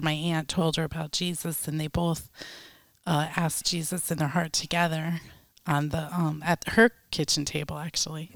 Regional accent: Westwood, New Jersey, United States; moved away; was born in Westwood, New Jersey.

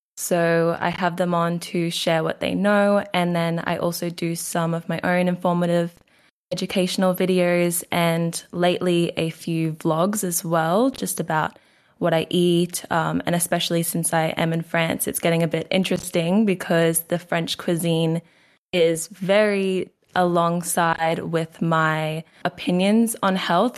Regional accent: Queensland, Australia; accent: Australian; So I am Australian. I'm from Queensland, Australia.

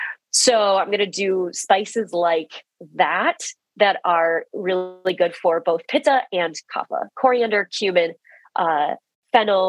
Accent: Midwest, United States; We're both from the Midwest

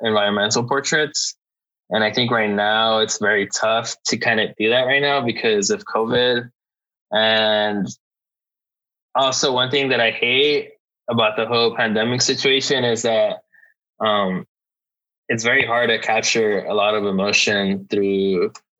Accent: Lynwood, California, United States; Linwood is like the small city that I grew up in. It's a small city in LA, right next to Compton

